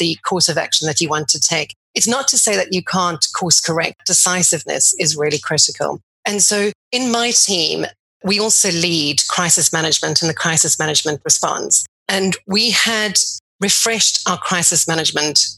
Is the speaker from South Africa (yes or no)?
yes; South Africa; moved away as an adult; also born or lived in Cape Town, South Africa; now in London, United Kingdom; before coming to London, I grew up in South Africa